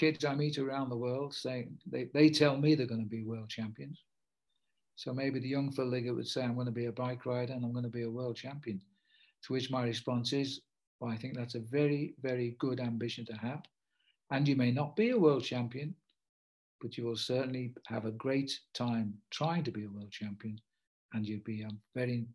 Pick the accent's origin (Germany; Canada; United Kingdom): United Kingdom; also born or lived in Liverpool / Africa; I'm British